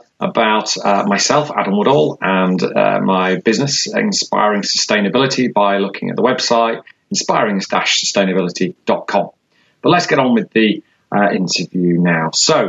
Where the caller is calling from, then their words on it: London, United Kingdom; It is good afternoon to you. I'm actually speaking from London.